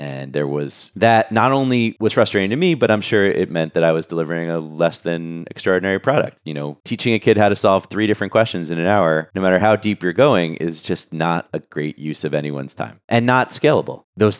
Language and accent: English; New York City, New York, United States; Born and raised in Brooklyn, New York.